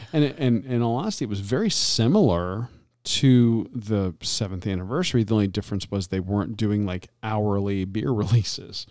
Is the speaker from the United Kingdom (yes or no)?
no; Florida, United States; I'm growing up in Florida